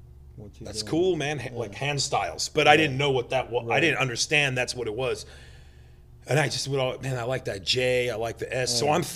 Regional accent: Palm Springs, California, United States; born or raised there; also born or lived in New Jersey

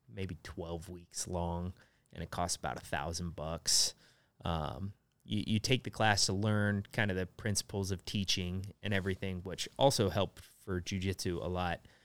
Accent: Nebraska, United States; moved away as an adult; also born or lived in South Korea; everyone in Nebraska has a truck, but I didn't have one

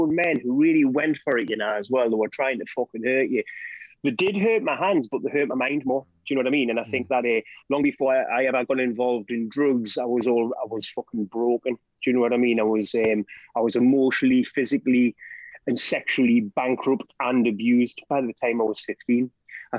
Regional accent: South Tyneside, North East England, United Kingdom; I grew up in South Tyneside.

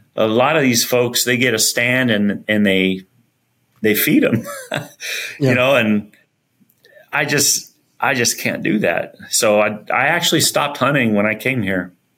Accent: Benson, Arizona, United States; also born or lived in Flagstaff, Arizona; grew up all my life really in Arizona, and um, went to high school in Arizona

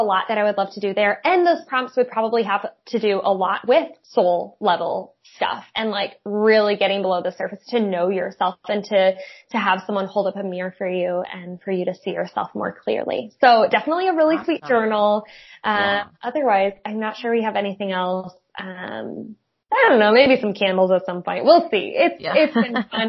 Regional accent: South Bend, Indiana, United States; also born or lived in Goshen, Indiana; I went to Penn High School, so Granger, South Bend area

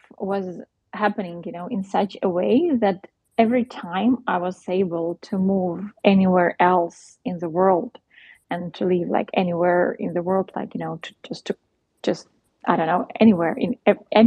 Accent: Ukraine; where are you from? Ukraine

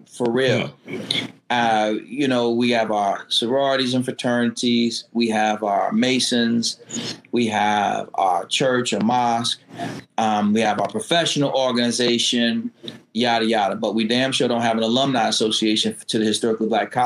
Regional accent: Connecticut, United States; I'm African American and I'm from Connecticut

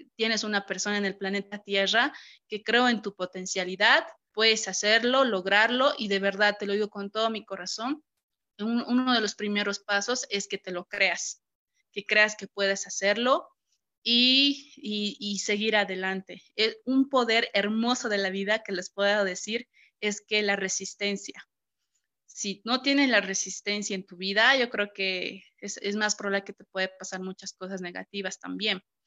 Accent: Cochabamba, Bolivia; soy de Cochabamba, aquí está pues el sol ahorita

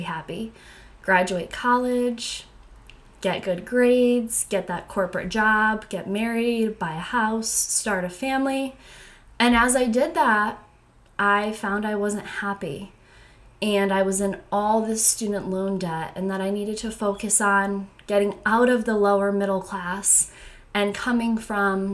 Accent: Connecticut, United States; I am from Connecticut

